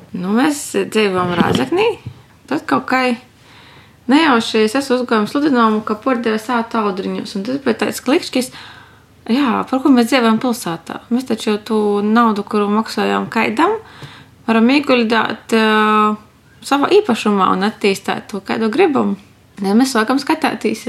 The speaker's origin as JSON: {"language": "Latvian", "region": "Latgale", "country": "Latvia", "tie": "born or raised there", "accent": "Latgalian", "first_language": "Latgalian", "said": "Jo mēs esam saimī četri bērni, visi saimī runāja latgaliski"}